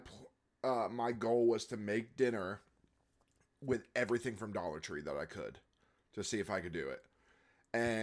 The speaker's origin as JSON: {"language": "English", "region": "Florida", "country": "United States", "tie": "born or raised there", "said": "I'm from Florida"}